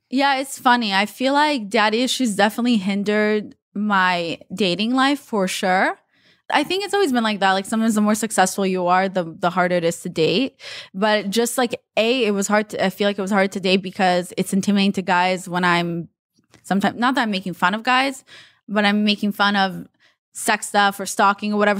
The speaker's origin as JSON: {"language": "English", "country": "Israel", "tie": "born or raised there", "also_born_or_lived": "Russia", "second_language": "English", "moved": "yes", "lives_now": "United States", "said": "I'm from Russia. I was raised in Israel, and then we won the green card lottery and moved to the U S."}